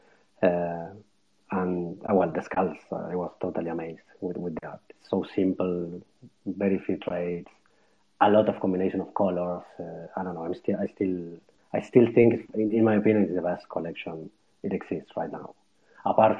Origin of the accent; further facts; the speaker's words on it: Argentina; moved away as an adult; now in Barcelona, Spain; I'm Argentinian. Yeah, I was born in Argentina and lived there almost my whole life.